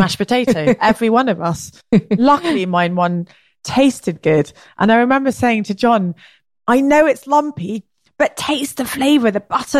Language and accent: English; England, United Kingdom; accent: English; also born or lived in Ireland / Oaxaca; my English accent